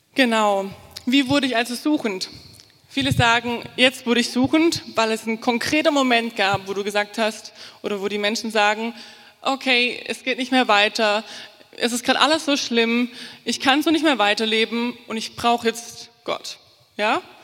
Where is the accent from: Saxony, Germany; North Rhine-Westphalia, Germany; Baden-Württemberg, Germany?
Baden-Württemberg, Germany; Altensteig; moved away as an adult; now in Fulda, Germany; Ich komme aus dem Schwarzwald, aus dem tiefen, schönen Schwarzwald, ähm, Schwabenland, Altensteig. Das Dorf, aus dem ich komme, heißt Spielberg. Ähm, und ich bin in einer neunköpfigen Familie groß geworden.